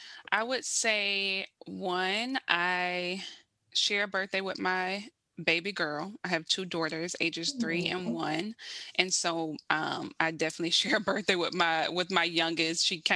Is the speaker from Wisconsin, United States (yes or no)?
no; South Carolina, United States; now in Baltimore, United States; I'm from South Carolina, originally born and raised. I am like a true Southern girl.